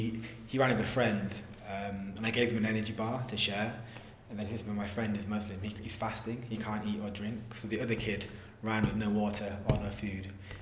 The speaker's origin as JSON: {"language": "English", "region": "Yorkshire and the Humber", "country": "United Kingdom", "moved": "yes", "lives_now": "Bristol, United Kingdom", "said": "So I live in Bristol. I'm from Yorkshire originally. Been in Bristol six years."}